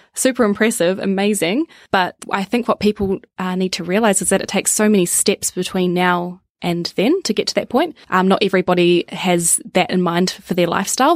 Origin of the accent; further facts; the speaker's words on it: Wellington, New Zealand; now in Melbourne, Australia; Parents still live in Wellington and where I grew up